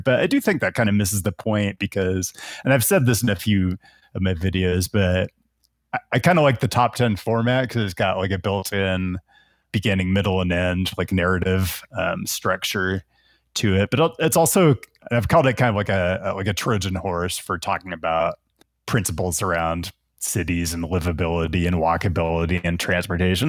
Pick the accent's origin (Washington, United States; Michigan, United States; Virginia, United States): Washington, United States; Seattle; moved away as an adult; also born or lived in Portland, Oregon; now in Las Vegas, United States; I'm originally from Seattle, and that's where my whole family is.